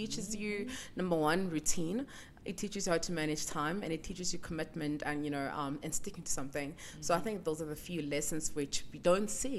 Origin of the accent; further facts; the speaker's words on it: Kimberley, Northern Cape, South Africa; I'm born from in Kimberley, and I was born and raised there, grew up there, attended high school there